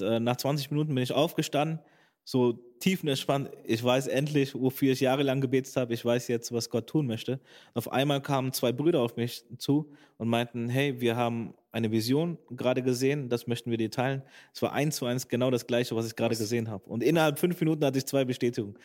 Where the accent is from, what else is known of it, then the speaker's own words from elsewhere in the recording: Bergisch Gladbach, North Rhine-Westphalia, Germany; moved away as an adult; now in Schwerte, Germany; ich bin erstmal in Bergisch Gladbach geboren, aufgewachsen